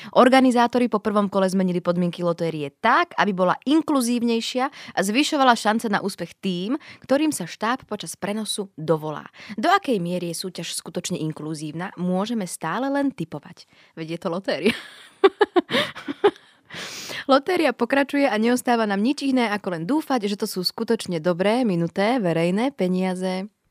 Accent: eastern Slovakia, Slovakia; moved away; som práve z východného Slovenska

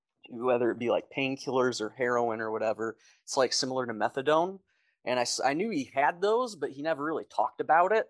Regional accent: Detroit, Michigan, United States; moved away as an adult; now in Kansas, United States; I grew up in Michigan, Metro Detroit area

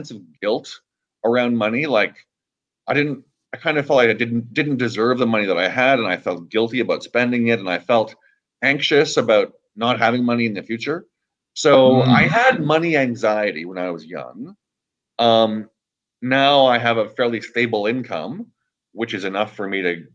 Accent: Canada; now in Los Angeles, United States; I'm originally from Canada, and I'm happily living in Los Angeles right now

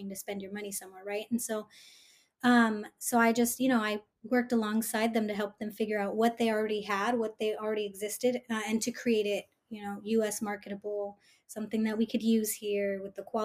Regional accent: Bay Area, California, United States; I'm first gen, born and raised in the Bay Area

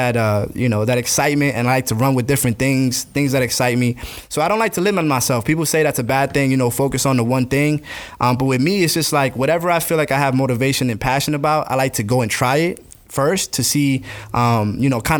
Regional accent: St. Augustine, Florida, United States; also born or lived in New Jersey / Gainesville, Florida; now in Jacksonville, United States; I was raised in St. Augustine because I was, I think, around 10 years old when I actually came down.

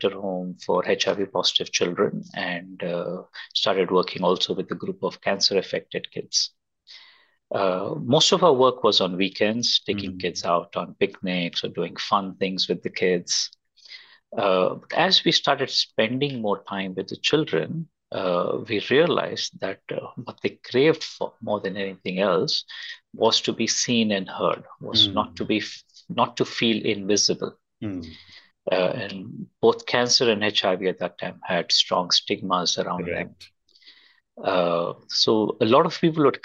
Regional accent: Bangalore, Karnataka, India; I was born and brought up in Bangalore

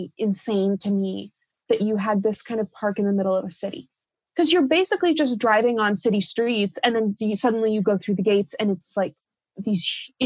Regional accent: Seattle, Washington, United States; I'm from Seattle.

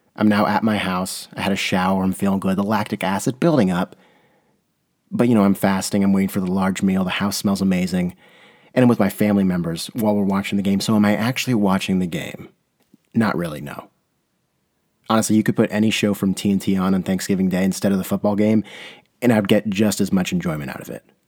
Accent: San Diego, California, United States; I'm from San Diego.

